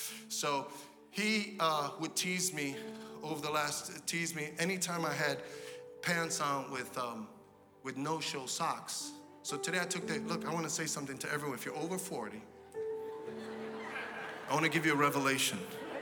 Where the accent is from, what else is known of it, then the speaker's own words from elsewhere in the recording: New York City, New York, United States; I'm a kid from Brooklyn, from the hood